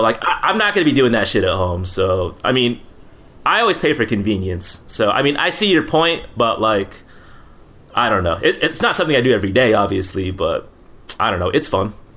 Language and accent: English; Philippines; I'm Filipino